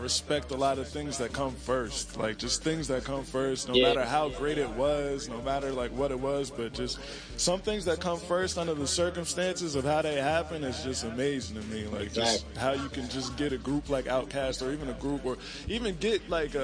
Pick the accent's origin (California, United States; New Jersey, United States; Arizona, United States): New Jersey, United States; I'm from Jersey